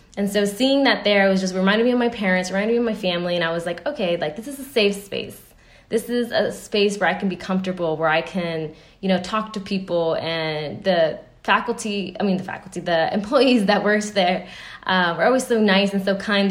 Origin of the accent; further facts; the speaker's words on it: United States; me being American